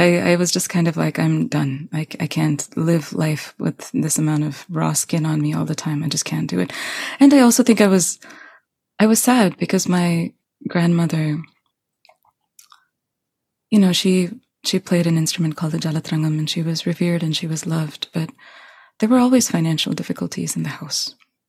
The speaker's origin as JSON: {"language": "English", "region": "New York", "country": "United States", "tie": "born there", "said": "I was born in New York. That is fact."}